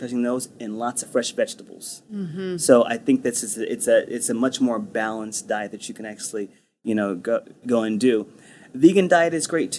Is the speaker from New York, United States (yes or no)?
no; Texas, United States; I'm Texan